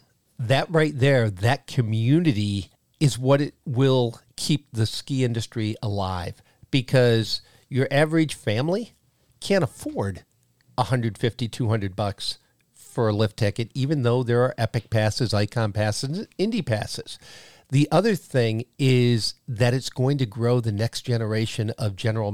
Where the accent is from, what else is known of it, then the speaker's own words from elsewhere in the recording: Windham, New Hampshire, United States; In my hometown of Windham, we had Landry's. In Derry, Derry had a couple. And all of those ski hills were where the local kids went during the winter to play.